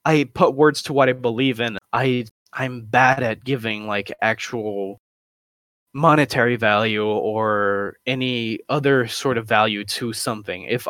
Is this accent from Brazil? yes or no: yes; Brazil; I come from Brazil